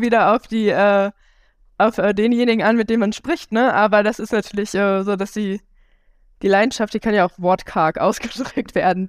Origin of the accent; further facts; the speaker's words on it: Mülheim an der Ruhr, North Rhine-Westphalia, Germany; ich zum Beispiel komme aus Mülheim